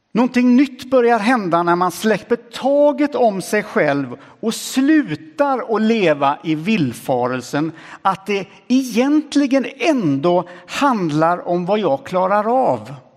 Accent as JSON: {"language": "Swedish", "country": "Sweden", "said": "kommer jag från Sverige Ganska ung och sprättig."}